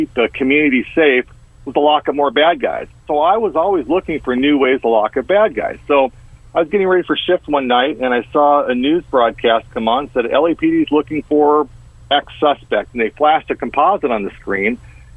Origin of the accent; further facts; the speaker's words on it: Orange County, California, United States; I grew up in Orange County, California, right near Disneyland